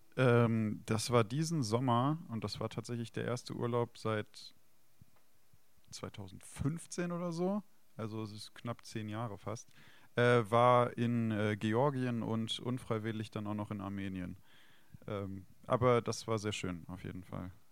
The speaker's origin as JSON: {"language": "German", "area": "Weinstraße", "region": "Rhineland-Palatinate", "country": "Germany", "tie": "born or raised there", "moved": "yes", "said": "ich bin äh, an der Weinstraße in Rheinland-Pfalz, also aufgewachsen und geboren."}